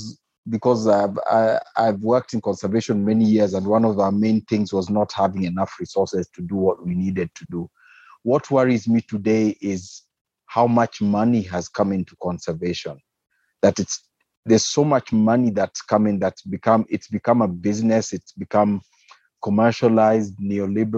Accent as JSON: {"language": "English", "country": "Kenya", "said": "I'm a Kenyan wildlife biologist."}